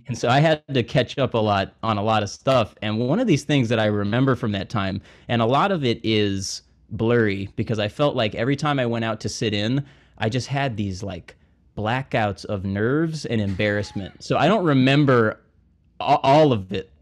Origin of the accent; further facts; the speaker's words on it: Montgomery, Alabama, United States; moved away as an adult; now in New Orleans, United States; I'm from Montgomery, Alabama.